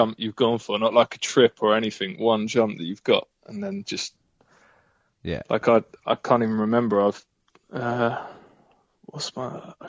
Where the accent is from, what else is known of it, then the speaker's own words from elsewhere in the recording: Cambridge, East of England, United Kingdom; I come from Cambridge, really posh place.